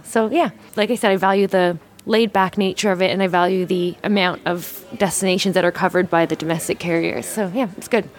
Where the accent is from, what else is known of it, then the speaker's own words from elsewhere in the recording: Newfoundland and Labrador, Canada; moved away as an adult; also born or lived in Toronto / Heidelberg, Germany / London, England; now in Melbourne, Australia; I'm actually from uh, the east coast of Canada. I was born in Toronto and grew up um, in Newfoundland and went to high school in Toronto